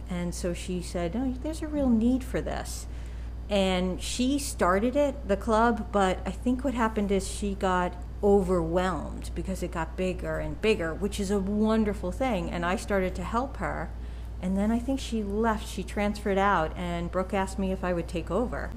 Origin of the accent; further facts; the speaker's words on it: New York, United States; accent: New York; I was from New York